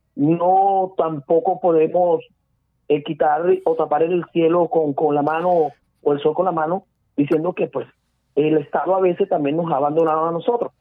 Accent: Barranquilla, Atlántico, Colombia; yo soy muy barranquillero y revolero

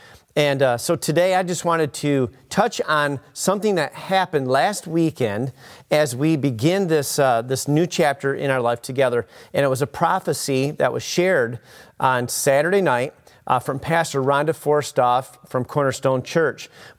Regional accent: Clio, Michigan, United States; And I remember many times growing up in Clio, driving by, in that park after a huge rainstorm or multiple days of rain, and the whole place was flooded, right?

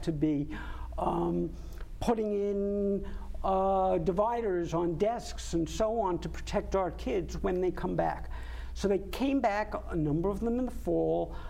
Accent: Long Island, New York, United States; moved away as an adult; also born or lived in Ithaca, New York / Albany, New York; now in Connecticut, United States; I grew up on Long Island

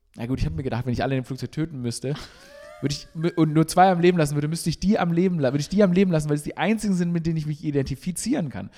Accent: Stuttgart, Baden-Württemberg, Germany; now in Berlin, Germany; ich bin in Stuttgart aufgewachsen

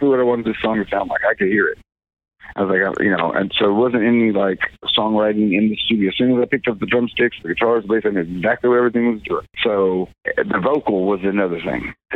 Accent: Kingston, Oklahoma, United States; I was in the process of opening up a coffee shop in my hometown in Oklahoma, in this little town of Kingston on Lake Texoma

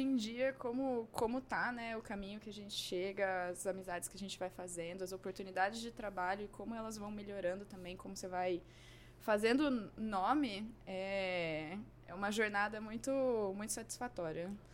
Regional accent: Cuiabá, Mato Grosso, Brazil; moved away; Lá do Mato Grosso, sou cuiabana.

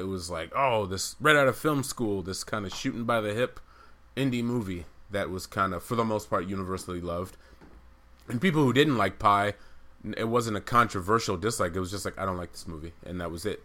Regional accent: Amherst, Massachusetts, United States; also born or lived in St. Albans, Queens, New York; We both grew up in Amherst, which is a nice liberal college town

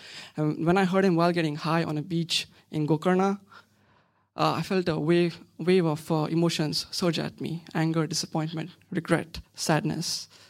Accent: Pattaya, Chonburi, Thailand; She grew up in Sharjah in the UAE. I grew up in Pattaya in South Thailand.

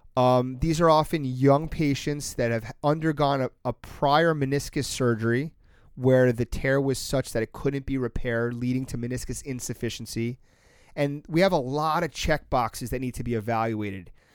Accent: Long Island, New York, United States; I grew up on Long Island

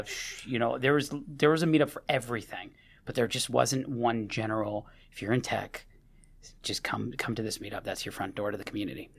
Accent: Seattle, Washington, United States; Third generation Seattle native

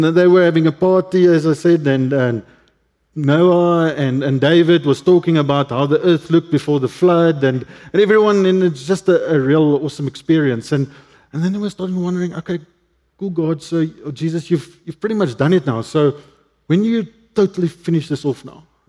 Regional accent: Cape Town, Western Cape, South Africa; English is a second language; I grew up in Cape Town, northern suburbs of Cape Town

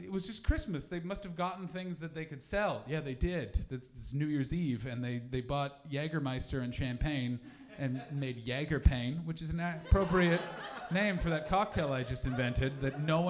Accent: Canada; Listen, I'm from Canada, where we drink responsibly because we've been told it's not running out.

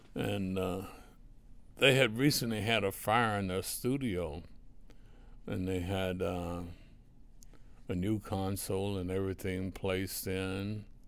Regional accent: Reidsville, North Carolina, United States; little small town in North Carolina, Reedsville, the home of the Lucky Strike cigarette

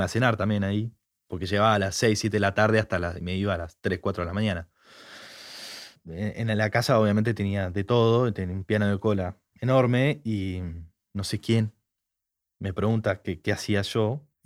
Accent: Argentina; soy argentino

